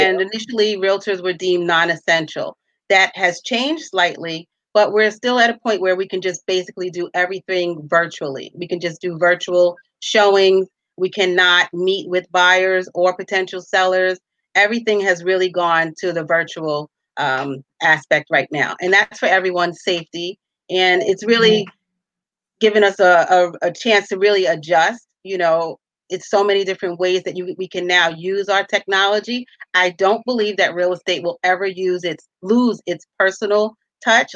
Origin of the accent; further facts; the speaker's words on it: New York City, New York, United States; I'm a native New Yorker, a resident of Staten Island, born and bred in New York